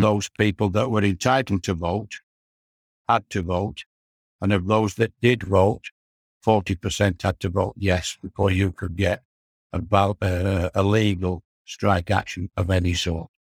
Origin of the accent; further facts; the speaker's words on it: Morley, Yorkshire and the Humber, United Kingdom; also born or lived in Leeds; I was born and bred in Morley